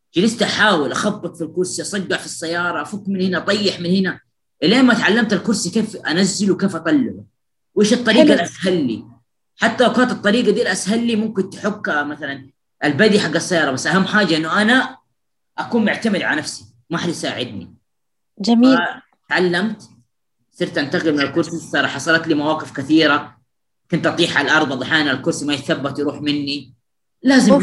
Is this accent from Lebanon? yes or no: no; Jeddah, Makkah Province, Saudi Arabia; أنا من جدة